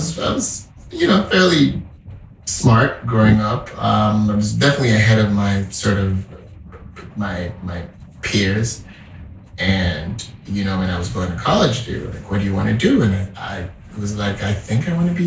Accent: Zaria, Kaduna State, Nigeria; moved away as an adult; also born or lived in Boston, United States / Atlanta, United States / California, United States; now in New York, United States; About 30 minutes from the city I grew up in Zaria

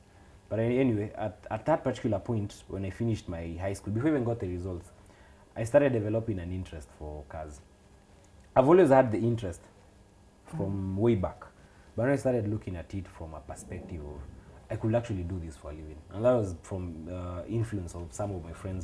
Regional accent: Nairobi, Kenya; I grew up in Kaongore for a start, a place called Amboseli. Those who are familiar with Gitanga Road, there's a stage called Amboseli, just before you get to Rusinga School. So I grew up in that neighborhood

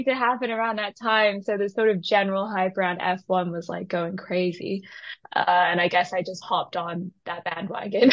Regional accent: Shanghai, China; moved away; also born or lived in Taiwan / United Kingdom; So I'm Taiwanese, and I grew up in Shanghai

